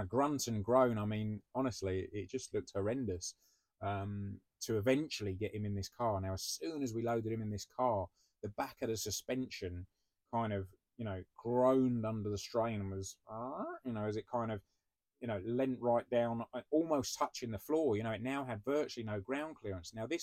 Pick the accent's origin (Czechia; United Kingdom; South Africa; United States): United Kingdom; we're British